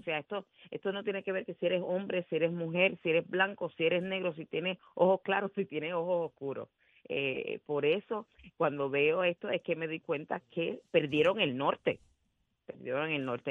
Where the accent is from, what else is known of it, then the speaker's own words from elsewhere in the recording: Puerto Rico; no representan lo que nosotros somos en, esencia como puertorriqueños